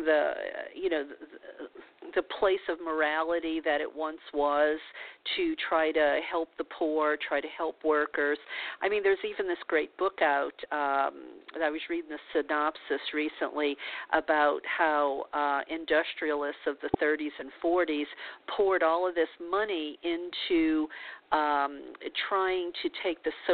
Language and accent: English; Louisiana, United States; I was born in Louisiana in the Bible Belt as a Catholic